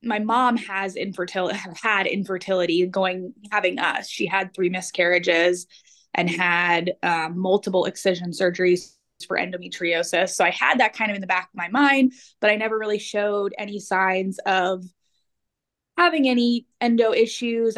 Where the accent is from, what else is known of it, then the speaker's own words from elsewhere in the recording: New Jersey, United States; moved away as an adult; now in Kansas, United States; I grew up in New Jersey